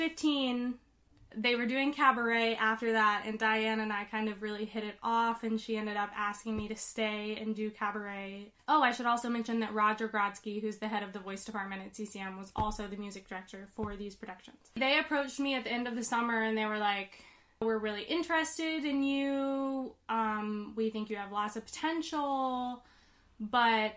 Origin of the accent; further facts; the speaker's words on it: Baton Rouge, Louisiana, United States; moved away; also born or lived in New York; I am originally from Baton Rouge, Louisiana